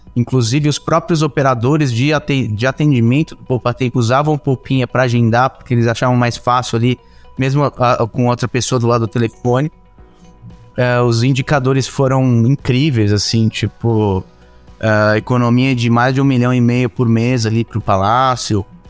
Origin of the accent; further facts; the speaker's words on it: São Paulo, Brazil; eu sou nascido em São Paulo